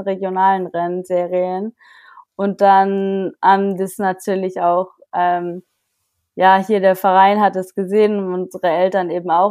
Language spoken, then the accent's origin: German; Germany; auf dem Bodensee nahe meiner Heimat